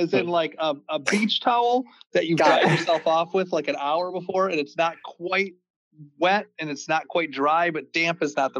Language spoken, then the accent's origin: English; Fraser, Michigan, United States; I grew up in Fraser, and at one point, there was a Meijer that opened in Fraser.